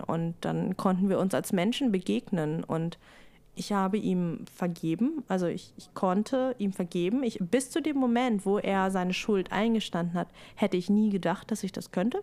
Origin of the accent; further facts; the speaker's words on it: Germany; bei uns in Deutschland